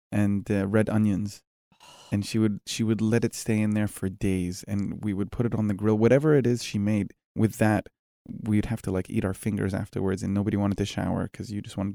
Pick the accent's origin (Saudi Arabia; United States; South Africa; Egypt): Egypt; now in United Arab Emirates; I consider when people say where are you from, I say I'm Egyptian, but the UAE is home.